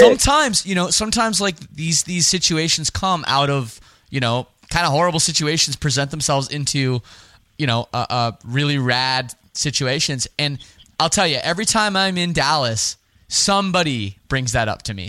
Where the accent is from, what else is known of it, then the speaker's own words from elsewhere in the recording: Toronto, Ontario, Canada; I'm from Canada. I'm from Toronto